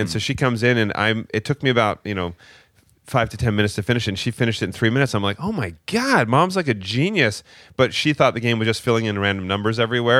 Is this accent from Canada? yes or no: yes; Maple Ridge, British Columbia, Canada; So we grew up just outside of Vancouver in a small town, Maple Ridge.